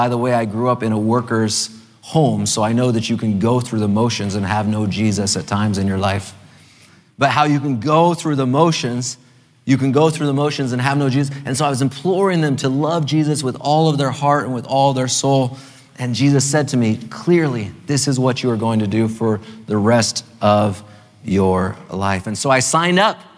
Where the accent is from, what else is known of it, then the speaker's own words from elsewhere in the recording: California, United States; now in Maryland, United States; as a Californian, originally a Californian, I'm a Marylander now, but originally a Californian